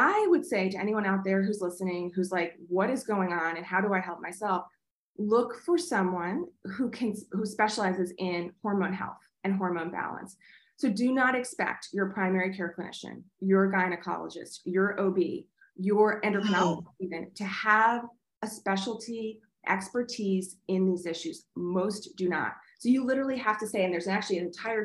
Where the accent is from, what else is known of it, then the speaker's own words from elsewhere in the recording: New York, United States; moved away; I'm originally from New York